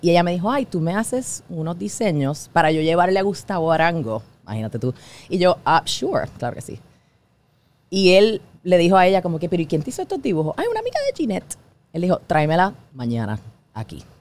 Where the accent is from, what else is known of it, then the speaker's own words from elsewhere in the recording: Puerto Rico; soy de Puerto Rico, not Miami